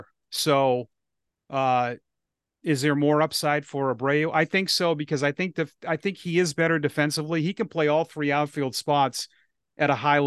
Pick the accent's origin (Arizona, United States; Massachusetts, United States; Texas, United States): Massachusetts, United States; Ashland; also born or lived in Grafton, Massachusetts; I grew up in Ashland, which is close.